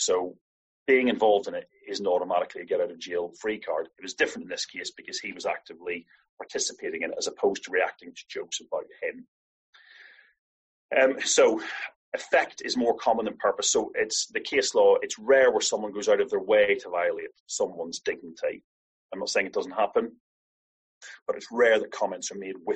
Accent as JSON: {"language": "English", "country": "Ireland", "said": "I'm Irish"}